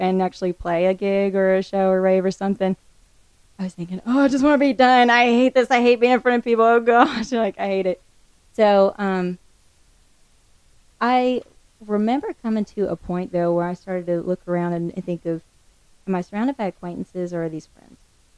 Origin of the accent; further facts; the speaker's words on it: the Ozarks, United States; I grew up in the Ozarks. I mean, we lived in the middle of nowhere. I went out my back door and I was in the woods.